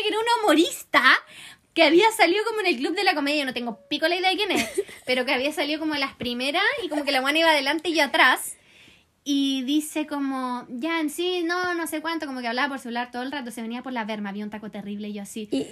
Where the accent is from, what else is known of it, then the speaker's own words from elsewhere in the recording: Chile; chileno en Río